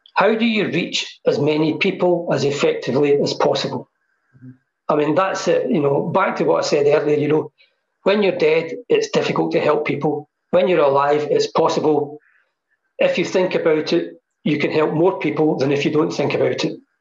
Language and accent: English; Hamilton, Scotland, United Kingdom; moved away; I came back to live in Hamilton because this is my roots and this is where I feel home is, you know. Um, I was raised here